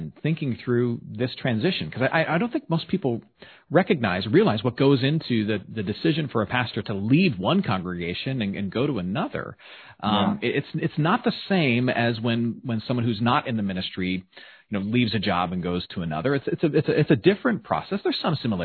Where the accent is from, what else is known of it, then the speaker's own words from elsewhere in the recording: Michigan, United States; moved away; the great state of Michigan, which is my home state as well